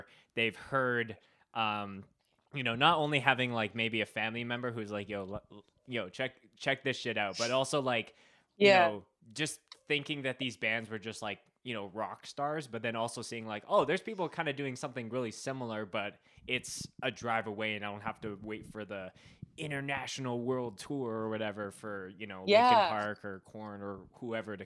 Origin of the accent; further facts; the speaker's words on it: Winnipeg, Manitoba, Canada; I was growing up in Winnipeg